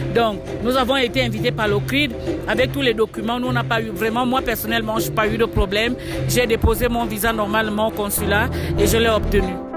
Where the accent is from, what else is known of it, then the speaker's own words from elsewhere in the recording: Gabon; je suis gabonaise, je reviens du centre de l'Afrique.